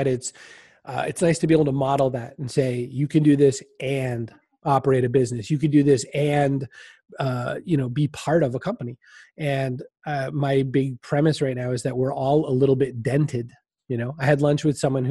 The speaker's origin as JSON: {"language": "English", "town": "Augusta", "region": "Maine", "country": "United States", "tie": "born or raised there", "said": "I lived in the capital city of Augusta, Maine, which was, as we were saying earlier, before we recorded, too big to really be a city and too small to be the country"}